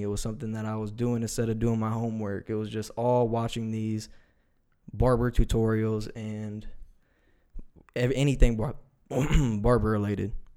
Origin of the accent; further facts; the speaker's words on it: Reynoldsburg, Ohio, United States; I'm from Reynoldsburg, Ohio